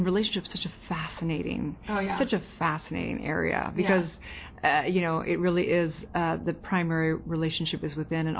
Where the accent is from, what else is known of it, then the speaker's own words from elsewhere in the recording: California, United States; And so just growing up in California, there was just, it was chaotic, not going to lie.